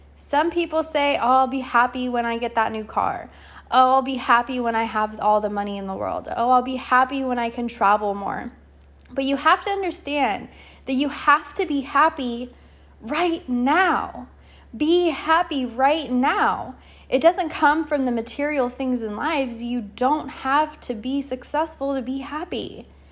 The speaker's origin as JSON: {"language": "English", "region": "California", "country": "United States", "tie": "born or raised there", "moved": "yes", "said": "I'm out here in California, back in my hometown"}